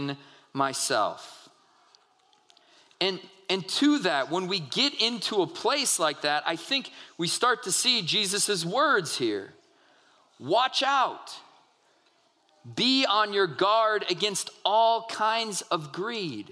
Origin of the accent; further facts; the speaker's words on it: United States; we as American people